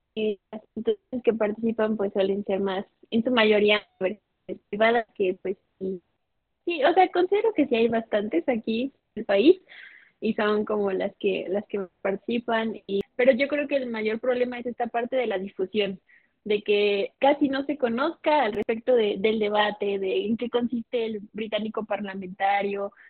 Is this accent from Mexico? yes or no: yes; Mexico; tengo 21 años, estudio Derecho, soy de México.